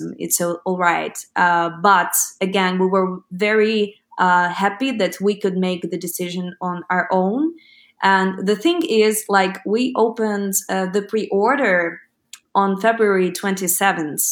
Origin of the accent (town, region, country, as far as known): Ukraine; first language Ukrainian; English is a second language